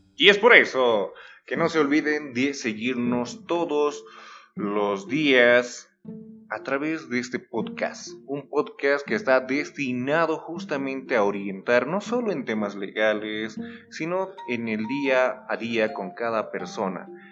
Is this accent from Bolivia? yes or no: yes; Bolivia; como boliviano, se te adapta a algún tipo de, podríamos decir, de mal hablado